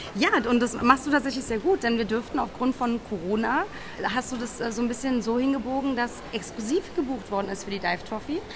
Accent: Rathenow, Brandenburg, Germany; Ich komme aus Rathenow

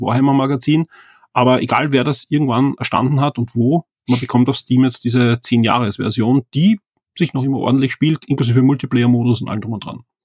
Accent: Austria; bei uns in Österreich

